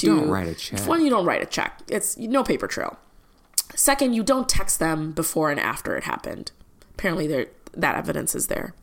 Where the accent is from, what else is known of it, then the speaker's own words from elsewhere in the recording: Midwest, United States; first language Malayalam; English is a second language; I'm from the Midwest